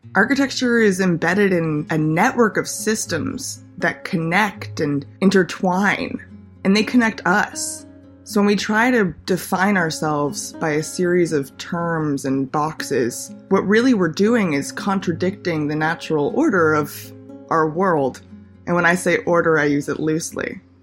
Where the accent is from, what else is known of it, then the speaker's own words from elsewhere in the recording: Los Angeles, California, United States; moved away as an adult; also born or lived in Pittsburgh; now in New York City, United States; Growing up in Los Angeles, I've always been surrounded by stereotypes, norms